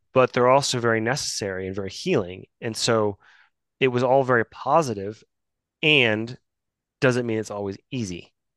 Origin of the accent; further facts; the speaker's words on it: Midwest, United States; I grew up in the Midwest